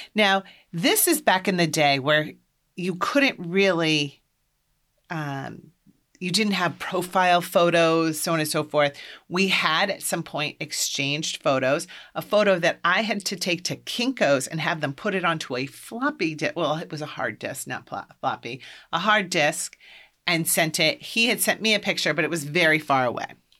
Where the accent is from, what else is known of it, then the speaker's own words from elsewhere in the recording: Iowa, United States; moved away as an adult; also born or lived in Boston, Massachusetts; I'm from Iowa, and I grew up Catholic.